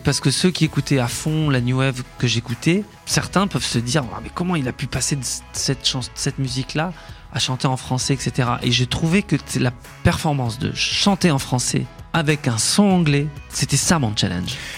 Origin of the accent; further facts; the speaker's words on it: Échirolles, Auvergne-Rhône-Alpes, France; mon enfance à Échirol, c'était assez joyeux